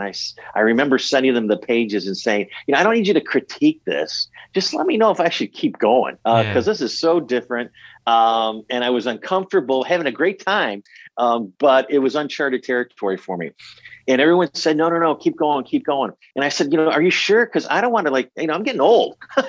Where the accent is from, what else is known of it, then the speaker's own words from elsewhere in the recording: Buffalo, New York, United States; Franz Stryker was from my hometown of Buffalo, New York.